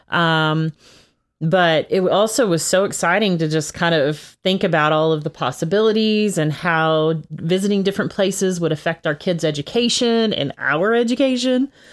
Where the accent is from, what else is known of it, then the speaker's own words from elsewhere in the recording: Texas, United States; I'm originally from Texas